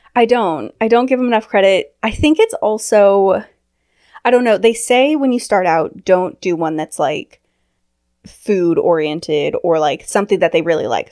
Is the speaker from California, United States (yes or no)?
yes; California, United States; also born or lived in London; now in Washington, United States; I grew up in California